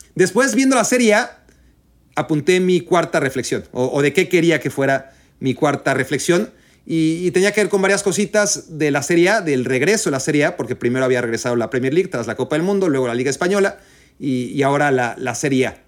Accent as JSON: {"language": "Spanish", "country": "Mexico", "tie": "born or raised there", "moved": "as an adult", "lives_now": "United States", "said": "crecí en México y, y he vivido en Estados Unidos 10 años"}